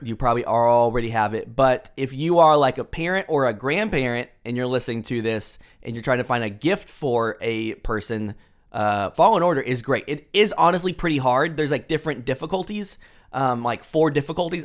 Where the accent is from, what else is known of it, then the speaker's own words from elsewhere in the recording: Houston, Texas, United States; now in Dallas, United States; So we live in Texas. We are in Dallas, but I was born in Houston